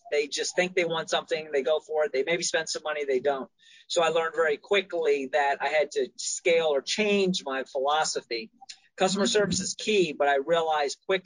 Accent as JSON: {"language": "English", "town": "Washington", "region": "District of Columbia", "country": "United States", "also_born_or_lived": "Eastern Shore, Maryland", "moved": "yes", "lives_now": "Maryland, United States", "said": "I'm from Washington, D.C."}